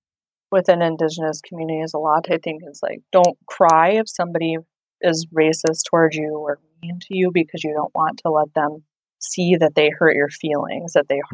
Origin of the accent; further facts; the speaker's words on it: Pine Ridge Reservation, South Dakota, United States; I grew up on the Pine Ridge Reservation in South Dakota, and I'm a member of the Ogallala Sioux Tribe